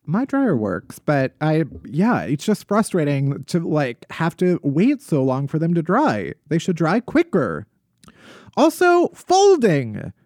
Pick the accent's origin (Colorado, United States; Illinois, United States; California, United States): Illinois, United States; outside of Chicago; moved away